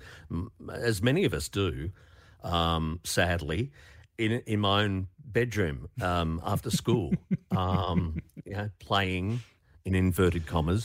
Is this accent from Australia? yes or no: yes; Melbourne, Victoria, Australia; growing up in Melbourne through the 1970s